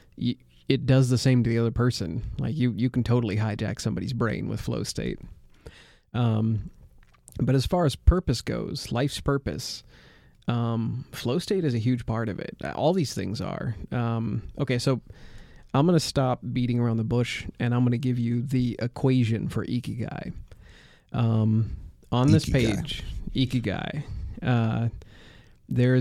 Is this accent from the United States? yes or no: yes; United States; I'm an American